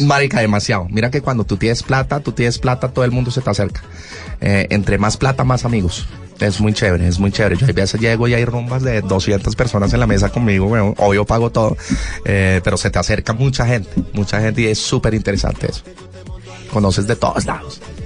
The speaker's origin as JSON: {"language": "Spanish", "country": "Colombia", "said": "como colombianos"}